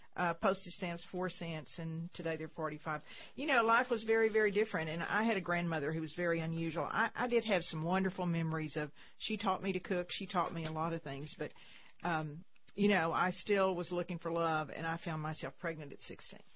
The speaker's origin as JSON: {"language": "English", "town": "San Saba", "region": "Texas", "country": "United States", "tie": "born or raised there", "said": "I grew up in San Saba, Texas, very small town, central Texas"}